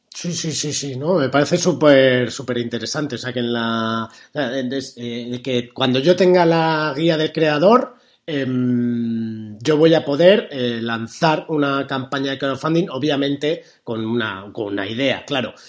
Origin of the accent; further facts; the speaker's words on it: Spain; somos españoles